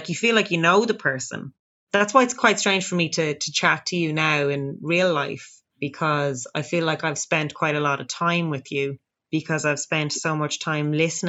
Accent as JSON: {"language": "English", "town": "Dublin", "region": "Leinster", "country": "Ireland", "accent": "Dublin"}